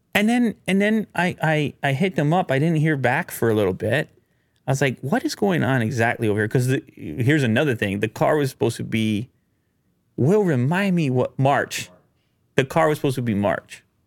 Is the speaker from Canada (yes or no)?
yes; Canada; being a Canadian in the media business